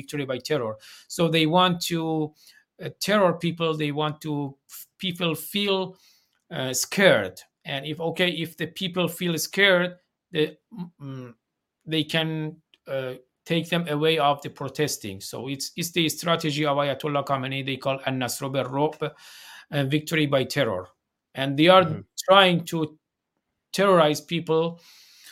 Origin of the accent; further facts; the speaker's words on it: Farsan, Chaharmahal and Bakhtiari, Iran; English is a second language; moved away as an adult; now in United States; my hometown in Iran, Farsan